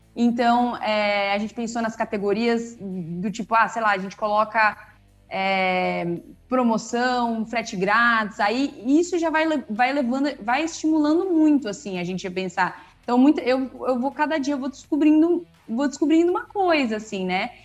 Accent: Campinas, São Paulo, Brazil; also born or lived in Bauru; eu voltei para Campinas, que é a cidade de onde, de onde eu sou, né, e onde eu trabalho hoje

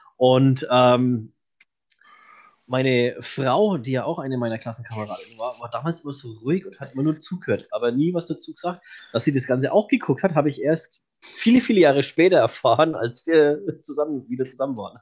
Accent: Franconia, Bavaria, Germany; ich bin Franke

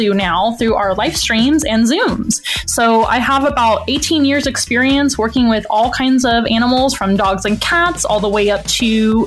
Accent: San Antonio, Texas, United States; also born or lived in Florida; I'm a San Antonio, Texas native. I was born and raised here in San Antonio

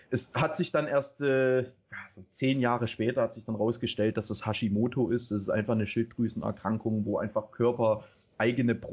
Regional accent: Baden-Württemberg, Germany; also born or lived in East Germany; ich bin im Osten aufgewachsen, beziehungsweise bis zu meinem sechsten Lebensjahr. Ähm, dann sind wir übergesiedelt, also meine Eltern und ich, in den Westen, in die Nähe von äh, Stuttgart.

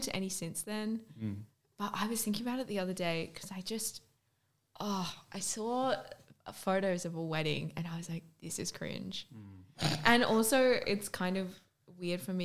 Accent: Newcastle, New South Wales, Australia; we're from Newcastle

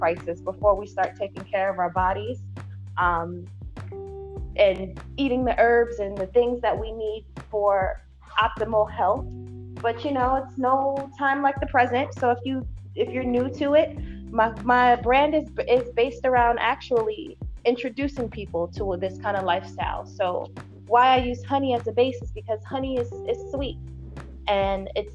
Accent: New York City, New York, United States; I'm from Brooklyn, and I run an herbal remedies apothecary and tea shop in Brooklyn

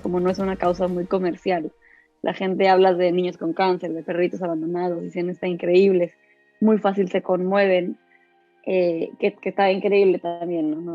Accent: Mexico; soy mexicana, soy abogada.

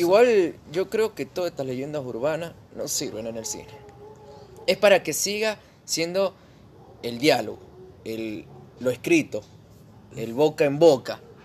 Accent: San Juan, Argentina; born or raised there

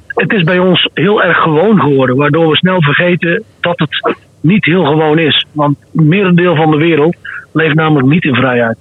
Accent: Netherlands; in wat voor paradijs wij als Nederlanders leven

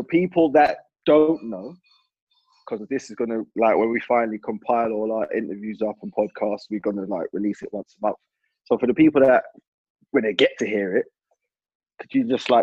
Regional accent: London, United Kingdom; born and bred in London

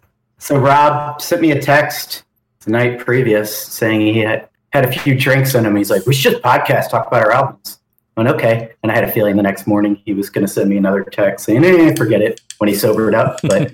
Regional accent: Chicago, Illinois, United States; I'm from Chicago

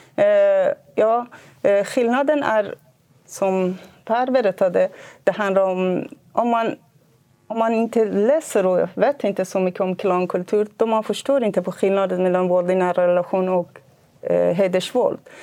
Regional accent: Kurdistan, Iran; moved away as an adult; now in Sweden; Jag är född i Kurdistan i Iran. Jag har växt upp med här kulturen. Flyttade hit till Sverige 1993.

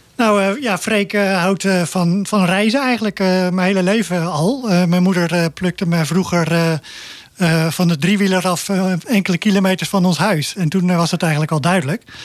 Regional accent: Zoeterwoude, South Holland, Netherlands; also born or lived in Leiden; ik ben echt opgegroeid in de polder in Zoeterwoude.

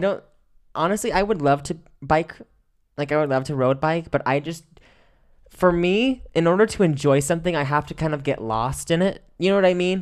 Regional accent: Oregon, United States; moved away; growing up in Oregon

